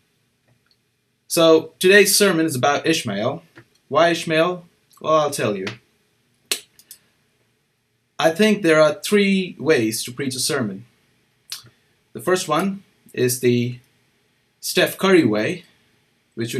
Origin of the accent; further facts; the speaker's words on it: India; moved away; I'm from India